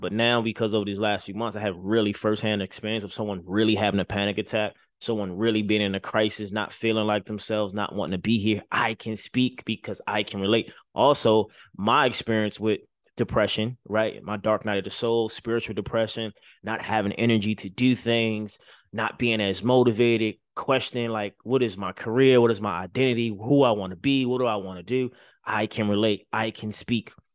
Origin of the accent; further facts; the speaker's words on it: Baltimore, Maryland, United States; moved away; growing up in Baltimore City, making it out, you know, moving to the other side of the country